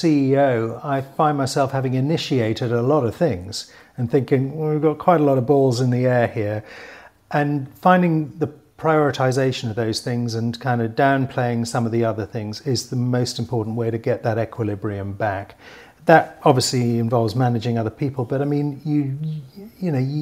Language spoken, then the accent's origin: English; Newcastle upon Tyne, North East England, United Kingdom; I grew up in Newcastle in the 1970s and 80s